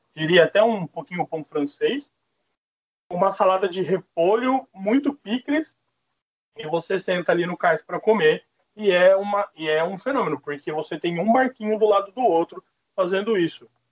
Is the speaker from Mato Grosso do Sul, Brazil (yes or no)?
yes; Mato Grosso do Sul, Brazil; moved away; no Mato Grosso do Sul, que é onde eu fui criado